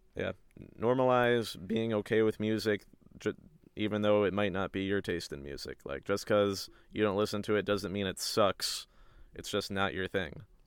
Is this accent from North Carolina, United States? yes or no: yes; a small town right outside of Raleigh, North Carolina, United States; I am from a small town right outside of Raleigh, North Carolina.